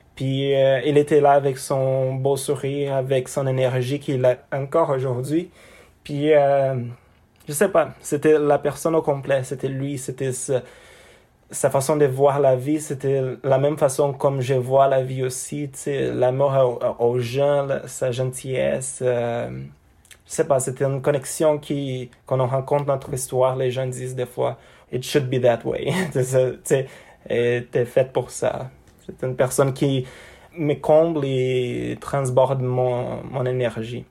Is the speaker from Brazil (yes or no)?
yes; Brazil; French is a second language; moved away as an adult; now in Canada; chez nous au Brésil